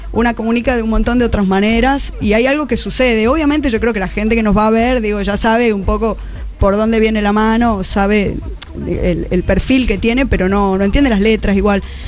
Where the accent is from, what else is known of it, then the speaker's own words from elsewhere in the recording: Tucumán, Argentina; moved away as an adult; now in Buenos Aires, Argentina; yo nací en Tucumán y viví ahí hasta los 18 años